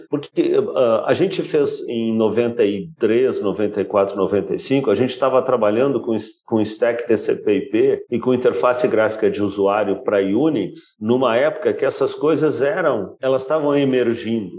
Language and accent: Portuguese; Brazil; nós éramos eu brasileiro